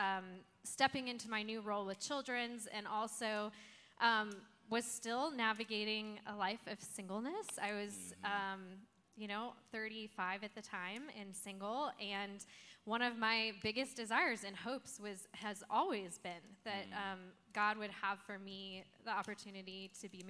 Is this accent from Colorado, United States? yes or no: yes; Colorado, United States; moved away as an adult; also born or lived in California / Georgia; I grew up in Colorado